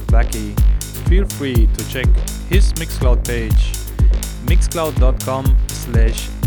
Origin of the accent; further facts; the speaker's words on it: Cologne, North Rhine-Westphalia, Germany; now in Rome, Italy; my hometown, Cologne